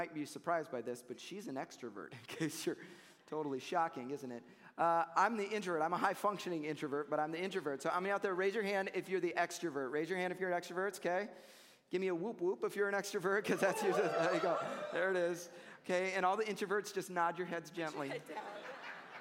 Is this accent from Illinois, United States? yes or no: yes; Chicago, Illinois, United States; I grew up in Chicago